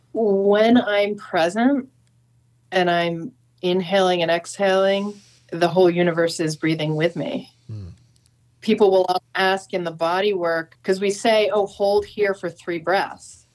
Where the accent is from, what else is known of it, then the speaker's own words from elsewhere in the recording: San Francisco, California, United States; now in Santa Cruz, United States; I'm from San Francisco